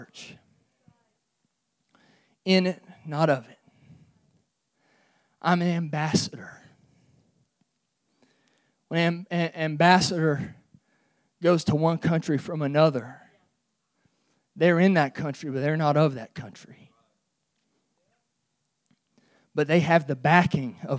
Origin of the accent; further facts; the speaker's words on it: United States; I'm an American citizen